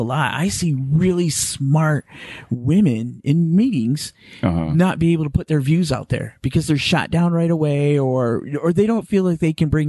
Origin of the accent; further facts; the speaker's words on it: Midwest, United States; I come from a generation where, and because I'm from the Midwest, and the way I was raised, very Catholic, very